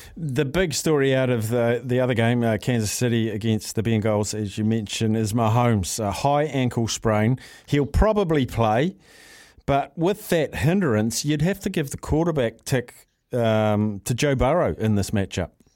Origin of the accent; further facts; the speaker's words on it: New Zealand; As a Kiwi